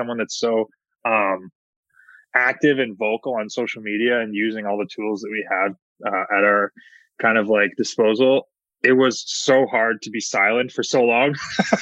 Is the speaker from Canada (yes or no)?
yes; Hamilton, Ontario, Canada; in my hometown of Hamilton, Ontario